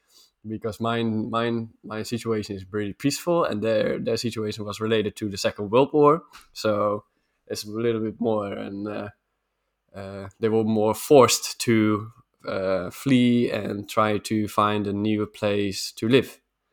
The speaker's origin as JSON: {"language": "English", "country": "Netherlands", "also_born_or_lived": "Sweden", "said": "And so we left Sweden and I'm back in the Netherlands again."}